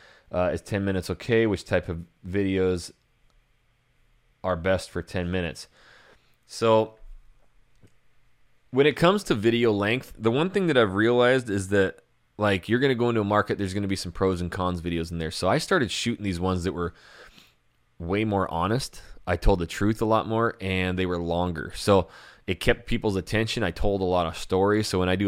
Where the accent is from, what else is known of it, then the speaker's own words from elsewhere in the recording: Idaho, United States; I come from Idaho and it snows like crazy there and I'm tired of the snow.